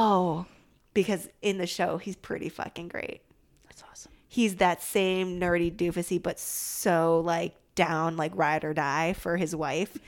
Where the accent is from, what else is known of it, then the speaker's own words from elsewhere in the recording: Midwest, suburb near Chicago, Illinois, United States; moved away as an adult; also born or lived in East Coast; I grew up in the Midwest and very definitely a suburb that was like slow and sleepy, but like still pretty close to Chicago